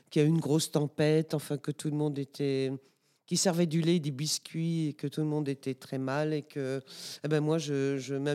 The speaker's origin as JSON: {"language": "French", "country": "DR Congo", "tie": "born there", "said": "en fait, oui, je suis née au Congo belge. Mes quatre grands-parents euh, euh, habitaient au Congo belge. Mes parents se sont connus, fiancés, mariés. J'y suis née."}